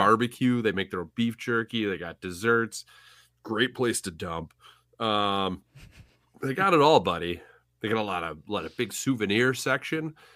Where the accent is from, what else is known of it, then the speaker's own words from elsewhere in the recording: Central Illinois, United States; accent: Central Illinois; my Central Illinois accent